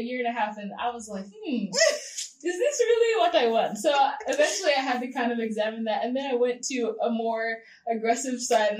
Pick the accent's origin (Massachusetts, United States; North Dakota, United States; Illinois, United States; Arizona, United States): Arizona, United States; I'm from Arizona.